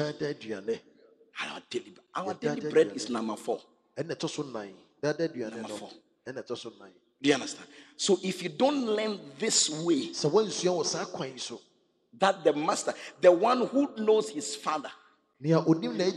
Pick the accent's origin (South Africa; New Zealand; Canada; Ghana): Ghana; Accra, Greater Accra; I'm from Gbese. And it's natural with us. As for fighting, that's where all the good boxers come from, my hometown.